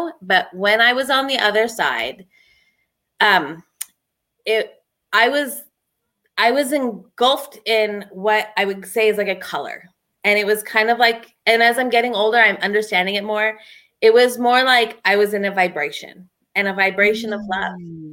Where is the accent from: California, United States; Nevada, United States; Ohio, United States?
California, United States; San Diego; moved away; also born or lived in Pennsylvania; I'm from San Diego and my mom moved me to Pennsylvania